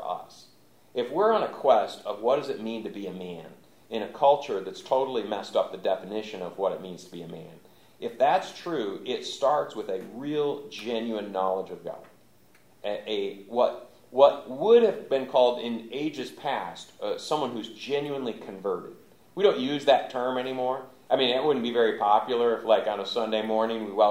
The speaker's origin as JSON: {"language": "English", "region": "Michigan", "country": "United States", "tie": "born or raised there", "also_born_or_lived": "Louisville, Kentucky", "moved": "yes", "said": "I grew up in Michigan"}